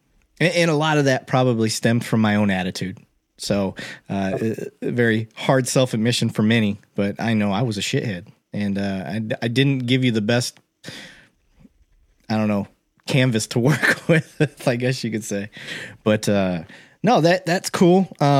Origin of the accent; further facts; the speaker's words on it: Flint, Michigan, United States; growing up in Flint